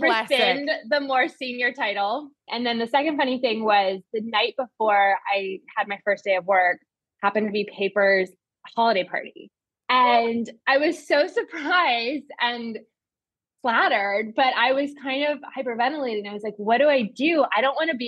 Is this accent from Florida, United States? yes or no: no; Chicago, Illinois, United States; moved away as an adult; also born or lived in East Coast; now in New York, United States; I grew up in Chicago, went to college on the East Coast, and then I moved back home for the summer